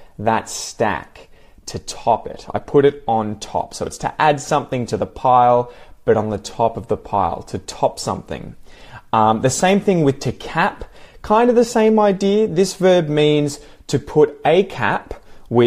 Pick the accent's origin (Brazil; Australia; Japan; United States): Australia; I'm from Australia